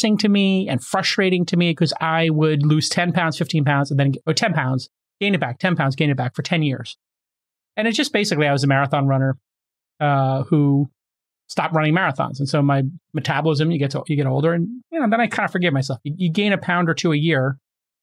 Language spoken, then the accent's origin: English; New York City, New York, United States; I grew up in Brooklyn where we break